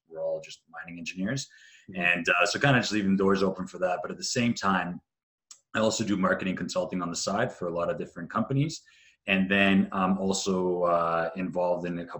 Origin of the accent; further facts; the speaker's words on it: Canada; also born or lived in Bosnia; I'm half Croatian, half Serbian, born in Bosnia there. But grew up in Canada